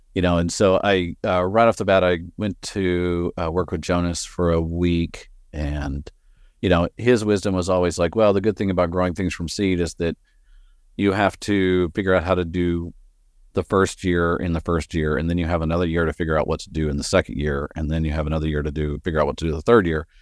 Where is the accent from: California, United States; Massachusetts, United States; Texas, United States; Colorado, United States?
Texas, United States; West; moved away as an adult; now in Portland, United States; I grew up in the plains of West Texas. Uh, you'll probably hear my accent coming through every once in a while